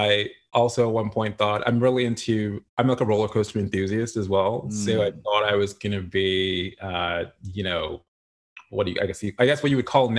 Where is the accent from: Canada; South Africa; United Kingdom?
Canada; Toronto, Ontario; born and raised in Toronto, Ontario, Canada.